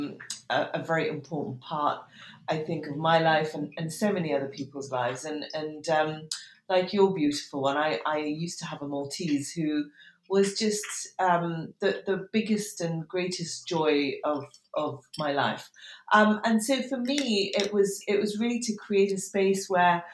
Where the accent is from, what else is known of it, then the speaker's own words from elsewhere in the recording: Tehran, Tehran Province, Iran; now in United Kingdom; I was born in Tehran, and then we came and went over the years.